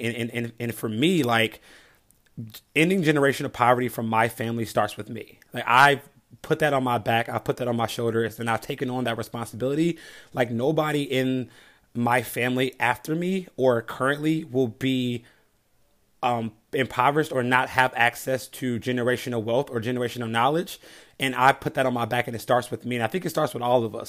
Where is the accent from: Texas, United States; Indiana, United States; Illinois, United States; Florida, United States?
Illinois, United States; Chicago; I grew up in the South Side of Chicago, nine of us in one home